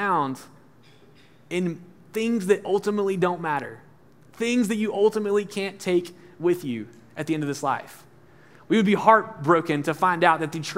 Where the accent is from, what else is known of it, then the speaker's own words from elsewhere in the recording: Alabama, United States; moved away; I'm from Alabama, and you know, my high school students joke at me because I talk about Alabama all the time, but it's funny to be in from like the country.